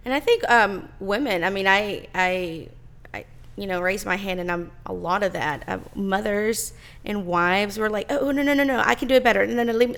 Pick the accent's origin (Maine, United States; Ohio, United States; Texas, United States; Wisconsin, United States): Texas, United States; I was born in Texas and I've lived here all my life